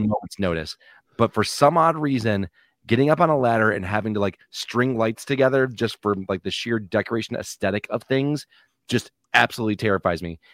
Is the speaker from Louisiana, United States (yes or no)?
no; Michigan, United States; we're all from the Michigan area